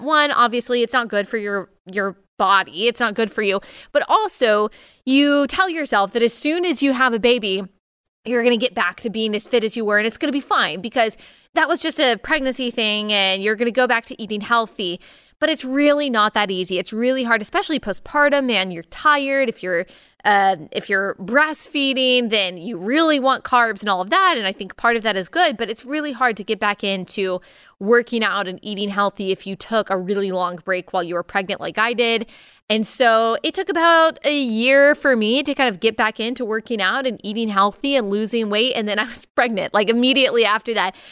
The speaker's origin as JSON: {"language": "English", "region": "Texas", "country": "United States", "tie": "born or raised there", "said": "born and raised in Texas, I'm a Tex-Mex girl"}